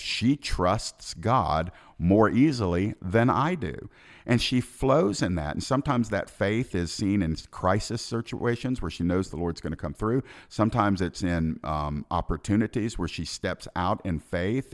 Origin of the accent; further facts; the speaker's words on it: Georgia, United States; my home state of Georgia